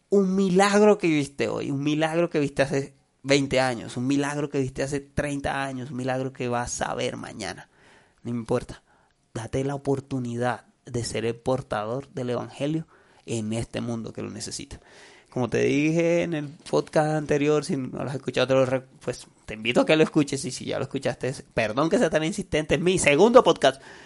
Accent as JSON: {"language": "Spanish", "country": "Colombia", "said": "soy colombiano, hablo español"}